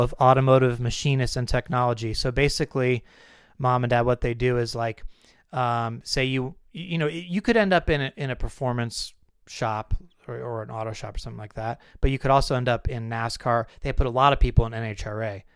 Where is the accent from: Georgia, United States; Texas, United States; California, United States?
California, United States; when we were growing up in California